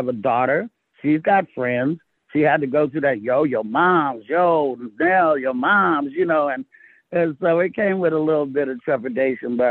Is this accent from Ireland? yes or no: no; Oakland, California, United States; also born or lived in Castro Valley, California; I was raised in California